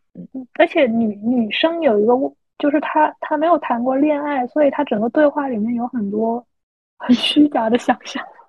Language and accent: Chinese; Guangdong, China; 像我们这种广东的这边就可能比较清淡